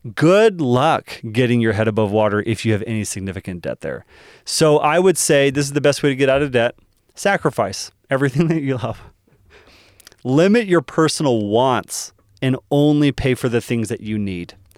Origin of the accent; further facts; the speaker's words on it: Dallas, Texas, United States; moved away; I'm originally from Dallas